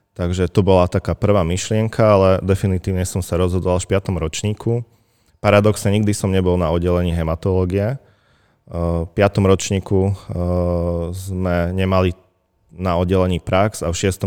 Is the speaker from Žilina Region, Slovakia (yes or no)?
no; Vranov nad Topľou, Prešov Region, Slovakia; moved away as an adult; now in Martin, Slovakia; No, ja som východňar v prvom rade. Pochádzam z krásnej obce Vranov na Toplov